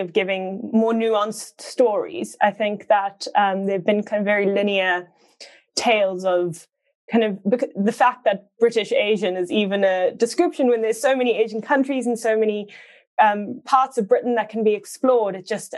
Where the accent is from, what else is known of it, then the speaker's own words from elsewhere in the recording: South Africa; I come from South Africa, where people drop kind of four or five words that actually aren't English